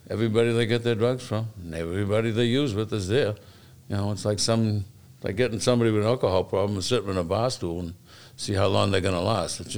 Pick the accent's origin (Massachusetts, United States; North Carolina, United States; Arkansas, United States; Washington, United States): Massachusetts, United States; Boston; also born or lived in Dorchester / Quincy, Massachusetts; I grew up in South Boston. I moved to Dorchester. I've been in Quincy for about 40 years.